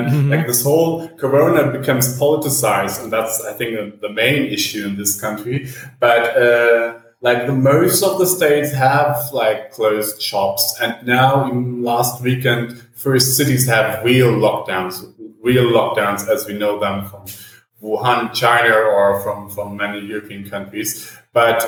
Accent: Berlin, Germany; moved away as an adult; now in São Paulo, Brazil; I'm from Berlin

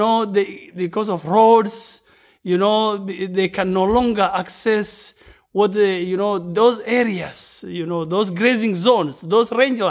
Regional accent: Marsabit County, Kenya; first language Borana; English is a second language; Borana speaker, but I'm a Gabra. Hello … from Kenya, specifically from northern part of Kenya. You know, bordering Ethiopia, Sudan, and Somalia. Yeah.

